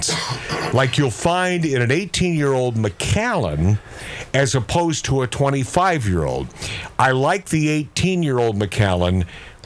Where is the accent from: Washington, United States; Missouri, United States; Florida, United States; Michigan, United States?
Washington, United States; Seattle; growing up in the Pacific Northwest